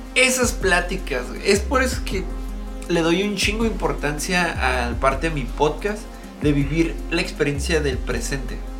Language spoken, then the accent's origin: Spanish; Baja California, Mexico; Somos personas de la frontera, sí, somos personas. Y aparte somos mexicanos.